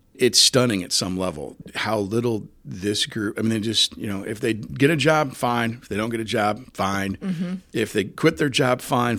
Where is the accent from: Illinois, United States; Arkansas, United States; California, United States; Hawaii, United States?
Illinois, United States; Jacksonville; also born or lived in Springfield; I remember as a little kid growing up in Jacksonville and then as a really little kid and then over in the West Side State and then in Springfield